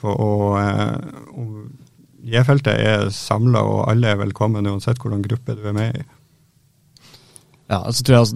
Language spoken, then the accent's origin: Norwegian; Halden, Østfold, Norway; moved away as an adult; now in Bodø, Norway; Ja, jeg er fra Halden.